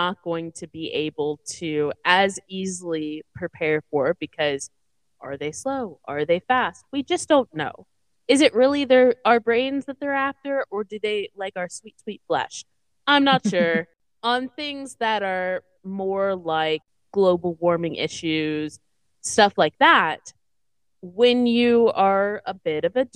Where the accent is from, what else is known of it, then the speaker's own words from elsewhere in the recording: the South, United States; growing up in the South